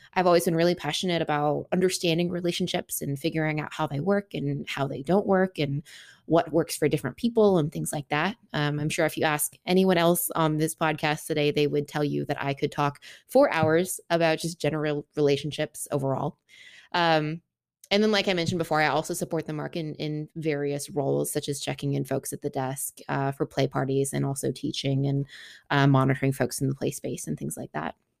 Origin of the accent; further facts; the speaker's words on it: Seattle, Washington, United States; moved away as an adult; now in Nashville, United States; I am originally from Seattle, born and raised